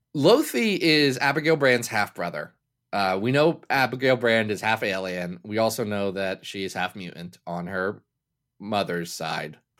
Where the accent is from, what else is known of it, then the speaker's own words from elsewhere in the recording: United States; I'm American